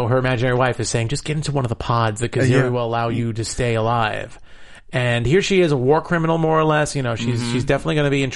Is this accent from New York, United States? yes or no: yes; New York, United States; New York, my hometown